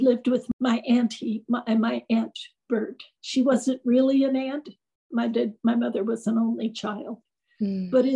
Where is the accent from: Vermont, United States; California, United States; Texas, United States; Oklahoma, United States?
California, United States; Southern; also born or lived in Shanghai, China; Then I was raised in Southern California